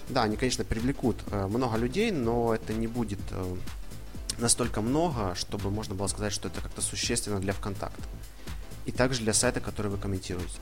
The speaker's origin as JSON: {"language": "Russian", "town": "Ivano-Frankivsk", "region": "Ivano-Frankivsk Oblast", "country": "Ukraine", "tie": "born or raised there", "moved": "as an adult", "lives_now": "Rome, Italy", "said": "я родом, да, из Ивано-Франковска, но живу и учусь в Италии"}